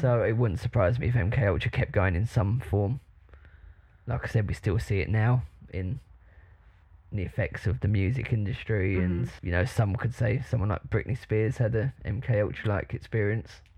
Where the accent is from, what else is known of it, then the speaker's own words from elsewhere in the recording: United Kingdom; I'm like proper British